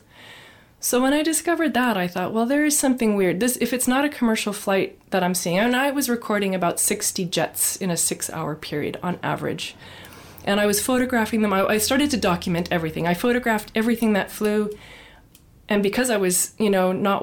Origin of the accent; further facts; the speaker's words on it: Nova Scotia, Canada; moved away as an adult; now in British Columbia, Canada; I grew up in Nova Scotia. That was my home base. And I moved British Columbia in my early 20s.